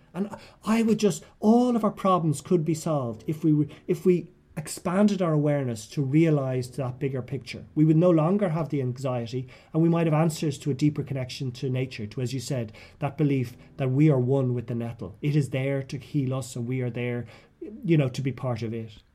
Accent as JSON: {"language": "English", "country": "Ireland", "also_born_or_lived": "Westmeath", "said": "I came back to Ireland"}